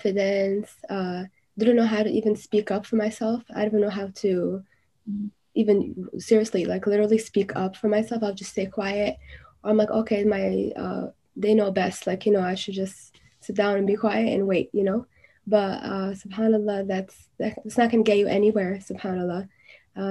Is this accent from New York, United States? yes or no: yes; New York City, New York, United States; I was born and raised in Brooklyn, New York, New York City.